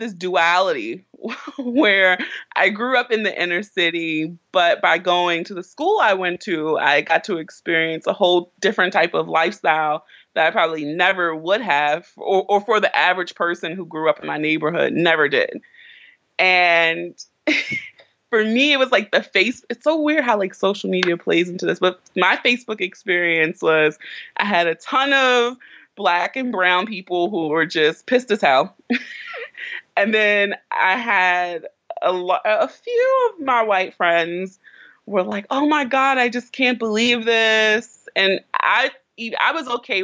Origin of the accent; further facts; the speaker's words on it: Baltimore, Maryland, United States; I grew up in West Baltimore